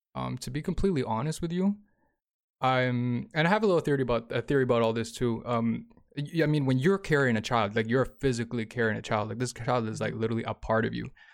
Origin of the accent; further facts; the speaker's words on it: Toronto, Ontario, Canada; moved away as an adult; I'm from Toronto